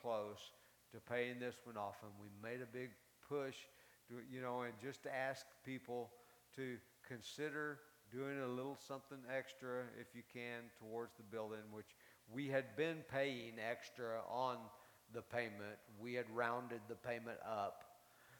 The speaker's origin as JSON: {"language": "English", "town": "Carlsbad", "region": "New Mexico", "country": "United States", "tie": "born or raised there", "also_born_or_lived": "Tulsa, Oklahoma", "moved": "yes", "said": "I was raised in Carlsbad"}